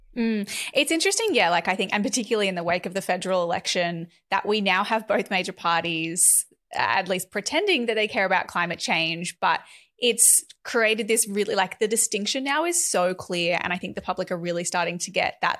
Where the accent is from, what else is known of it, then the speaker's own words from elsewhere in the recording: Northern Rivers, New South Wales, Australia; I was born and raised in the northern rivers of New South Wales